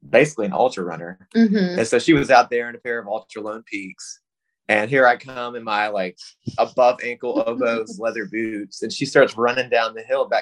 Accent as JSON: {"language": "English", "town": "Augusta", "region": "Georgia", "country": "United States", "tie": "born or raised there", "moved": "as an adult", "lives_now": "Colorado, United States", "said": "I was born and raised in Augusta, Georgia. I stayed there for 32 years"}